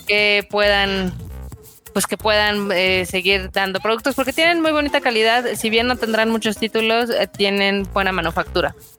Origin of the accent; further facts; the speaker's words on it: Mexico; nosotros como mexicanos